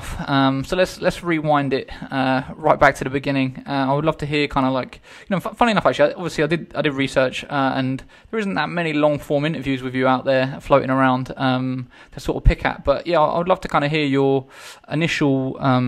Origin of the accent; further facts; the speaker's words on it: Eastbourne, South East England, United Kingdom; Eastbourne is my hometown.